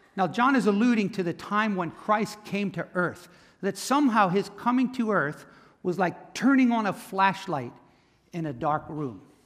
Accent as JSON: {"language": "English", "town": "Camden", "region": "New Jersey", "country": "United States", "tie": "born or raised there", "said": "I was born in Camden, Cooper Hospital"}